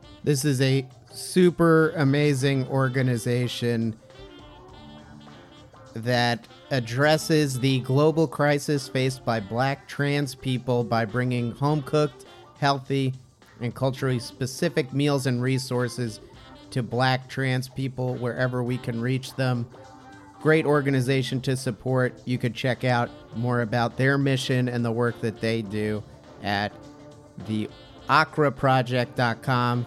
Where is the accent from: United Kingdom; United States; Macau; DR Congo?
United States; Jersey City, New Jersey; here in my hometown of Jersey City, New Jersey